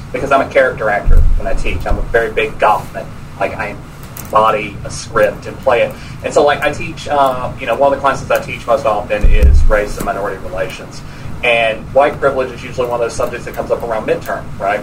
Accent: Georgia, United States; now in Tallahassee, United States; I'm also from Georgia

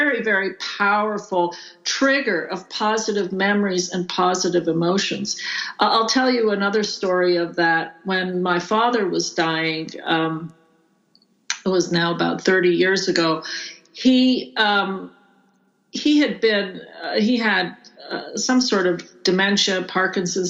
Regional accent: Montreal, Quebec, Canada; also born or lived in Greece; now in Tucson, United States; In Montreal, where I grew up

